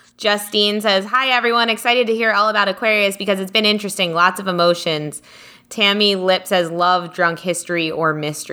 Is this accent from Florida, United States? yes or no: yes; Florida, United States; I was born in Florida